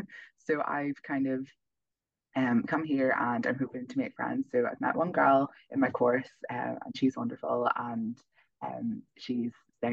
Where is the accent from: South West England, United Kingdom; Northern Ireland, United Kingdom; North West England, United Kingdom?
Northern Ireland, United Kingdom; moved away as an adult; also born or lived in Belfast; now in Leuven, Belgium; I'm from Northern Ireland and I study at Queen's University Belfast.